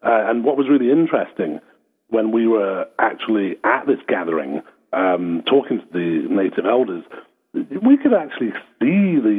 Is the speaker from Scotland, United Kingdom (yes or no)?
yes; Scotland, United Kingdom; also born or lived in Australia / Mexico / London; now in Somerset, United Kingdom; Well, originally I'm actually from Scotland, but I've lived in all kinds of places. I've lived in Australia. I've lived in Mexico, so London. These days in Somerset, which is southwest England.